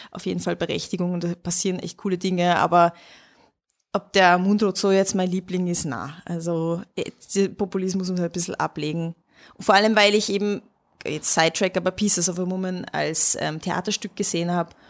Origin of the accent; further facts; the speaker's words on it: Hungary; als Ungarin muss ich natürlich hinter meinem Brudi stehen